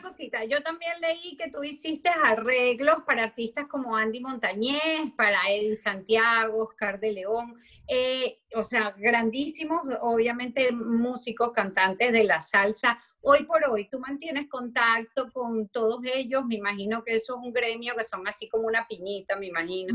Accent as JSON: {"language": "Spanish", "country": "Venezuela"}